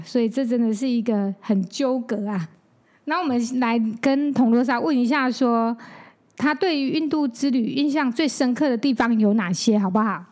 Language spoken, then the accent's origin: Chinese; Taichung, Taiwan; 我是台中人嘛